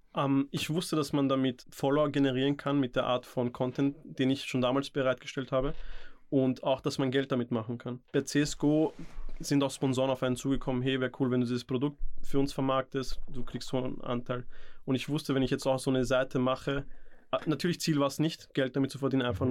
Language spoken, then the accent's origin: German; Vienna, Austria; also born or lived in India; ich bin in Indien geboren, bin aus Namaskar und mit circa vier, fünf bin ich hierher gezogen